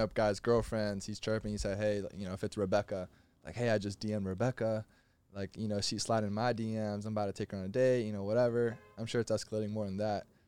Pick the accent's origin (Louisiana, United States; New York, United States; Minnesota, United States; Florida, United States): Florida, United States; I'm from Florida